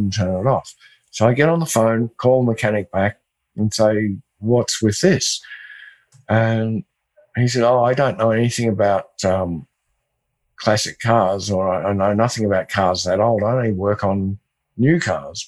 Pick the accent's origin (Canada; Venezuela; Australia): Australia; I'm Australian